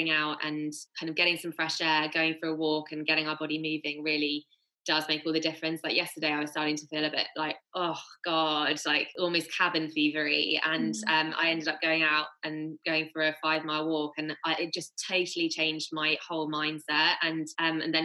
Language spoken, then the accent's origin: English; Bath, South West England, United Kingdom; where we grew up in Bath